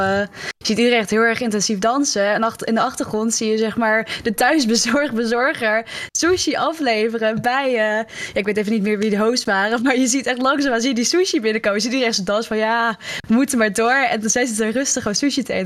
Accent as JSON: {"language": "Dutch", "country": "Netherlands", "said": "als Nederlanders"}